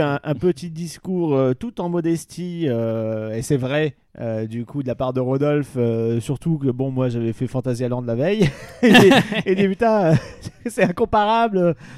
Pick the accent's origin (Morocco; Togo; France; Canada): France; Pas-de-Calais, Hauts-de-France; moved away; j'étais du Pas-de-Calais